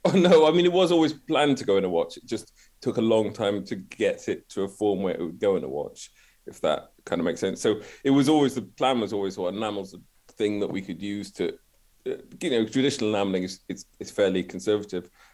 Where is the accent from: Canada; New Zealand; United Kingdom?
United Kingdom; Glasgow, Scotland; I'm from Glasgow.